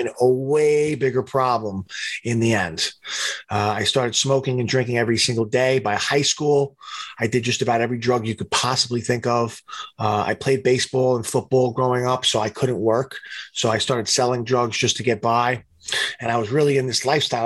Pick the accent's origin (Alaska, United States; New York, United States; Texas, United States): New York, United States; New York City; I stayed home in my hometown, Staten Island